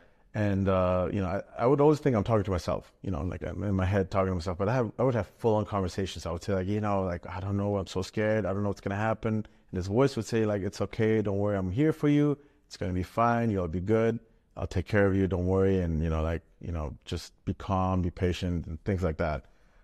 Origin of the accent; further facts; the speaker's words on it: Berlin, Germany; English is a second language; So I grew up, born and raised in Germany, Berlin. I lived there in a Jewish housing because my parents didn't have much money.